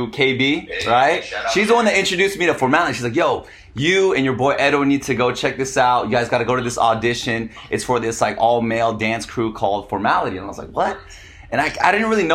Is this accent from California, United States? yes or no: yes; San Diego, California, United States; moved away as an adult; also born or lived in Los Angeles, United States; now in Vietnam; I'm from San Diego.